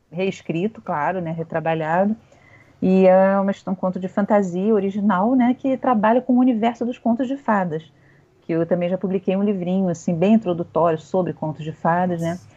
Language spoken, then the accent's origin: Portuguese; Rio de Janeiro, Brazil; now in Niterói, Brazil; Não morava no Rio, sou carioca.